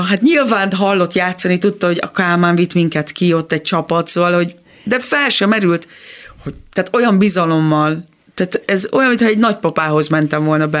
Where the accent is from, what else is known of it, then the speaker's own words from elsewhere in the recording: Kecskemét, Bács-Kiskun, Hungary; a Kecskeméti Kodály iskolában ö, minden teremben volt zongora, úgyhogy nagy szerencsénk volt, mert ott tényleg mindenki zongorázott